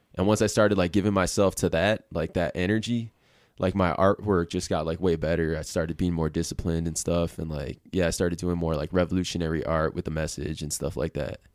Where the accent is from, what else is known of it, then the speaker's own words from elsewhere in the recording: Milwaukee, Wisconsin, United States; moved away as an adult; now in Reno, United States; I was, like, born and raised in Milwaukee, Wisconsin